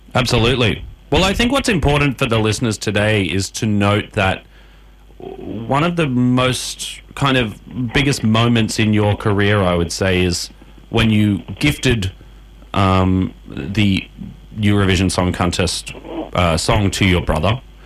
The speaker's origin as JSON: {"language": "English", "country": "Australia", "accent": "Australian", "said": "my Australian accent"}